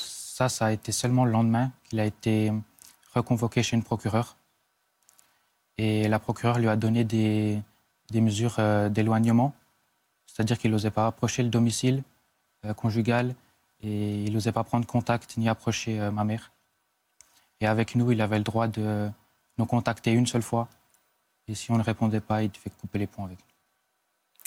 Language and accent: French; Switzerland; chez nous en Suisse